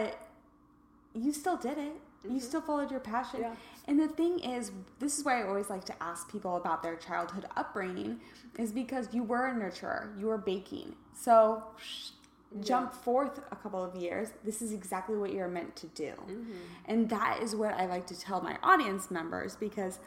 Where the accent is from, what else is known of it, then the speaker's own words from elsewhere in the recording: Kansas, United States; I'm from Kansas